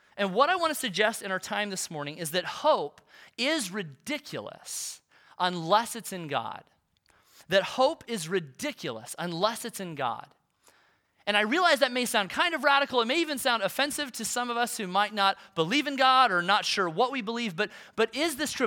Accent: Olathe, Kansas, United States; I grew up in Olathe

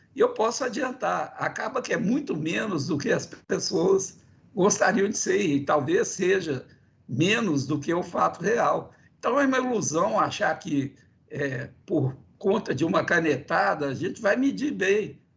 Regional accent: Minas Gerais, Brazil; eu que sou de Minas Gerais

